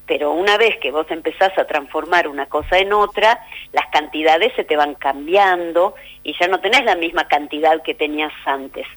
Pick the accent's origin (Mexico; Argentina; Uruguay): Argentina